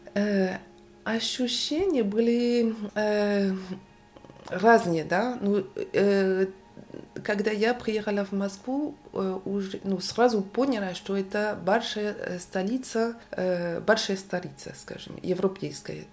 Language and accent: Russian; Rennes, Brittany, France; Russian is a second language; moved away as an adult; now in Paris, France; я родилась в Варен. Это город, столица э, Британия